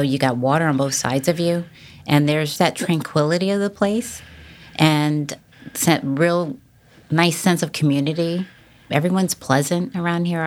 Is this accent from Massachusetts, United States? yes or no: yes; Massachusetts, United States; moved away as an adult; also born or lived in California / Norfolk, Virginia / Virginia Beach, Virginia; now in Duck, United States; I grew up originally in Massachusetts